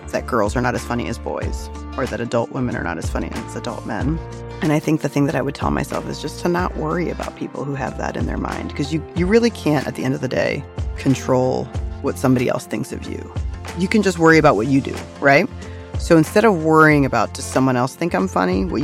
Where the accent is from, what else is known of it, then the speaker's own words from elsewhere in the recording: Virginia, United States; now in New York City, United States; I grew up in Virginia